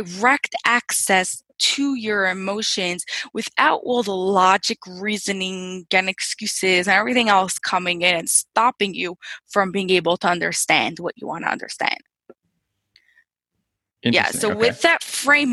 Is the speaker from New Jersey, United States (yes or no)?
yes; Lakewood, New Jersey, United States; I'm from New Jersey. Central Jersey, like right near Jersey Shore in a little town, really becoming a city. It's called Lakewood.